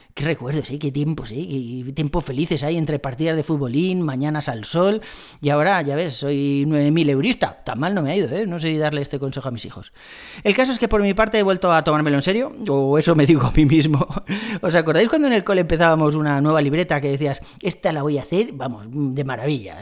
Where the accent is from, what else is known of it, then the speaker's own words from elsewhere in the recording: Madrid, Community of Madrid, Spain; soy de Madrid